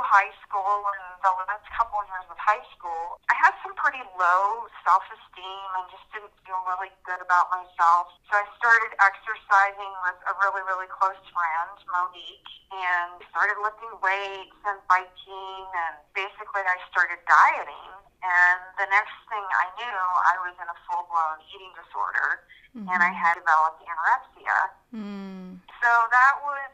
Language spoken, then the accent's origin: English; Virginia, United States; moved away as an adult; now in Idaho, United States; I'm currently living in Idaho, but I was actually born and raised in Virginia and lived most of my life, well, the first 18 years of my life in Virginia